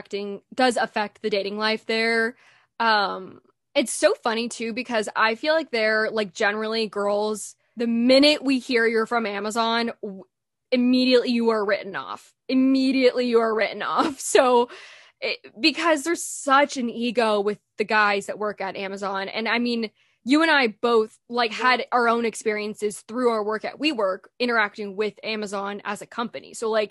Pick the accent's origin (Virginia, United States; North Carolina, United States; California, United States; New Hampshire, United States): California, United States; now in Seattle, United States; Like I was so spoiled growing up in California.